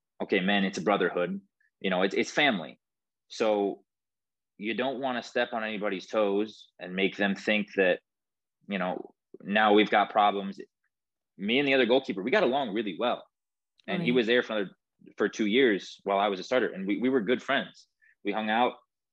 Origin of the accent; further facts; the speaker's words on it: Midwest, United States; we're from the Midwest